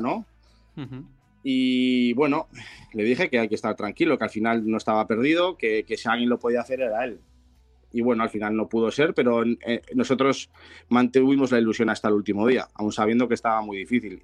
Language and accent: Spanish; Bilbao, Basque Country, Spain; yo soy de Bilbao